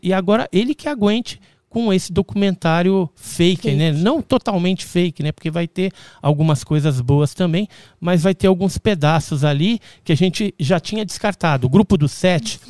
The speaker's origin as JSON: {"language": "Portuguese", "town": "Santos", "region": "São Paulo", "country": "Brazil", "tie": "born or raised there", "said": "Eu nasci em Santos."}